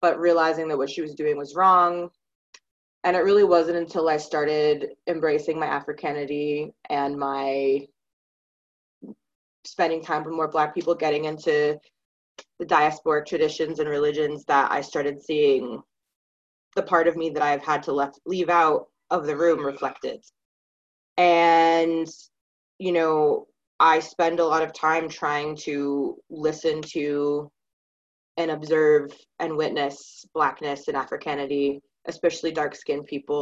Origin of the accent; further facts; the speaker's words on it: Maine, United States; now in Pennsylvania, United States; I grew up in Maine